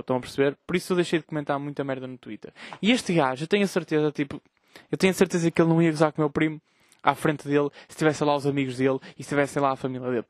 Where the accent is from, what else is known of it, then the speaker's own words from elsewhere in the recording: Vila Nova de Gaia, Norte, Portugal; Eu, eu sou de Gaia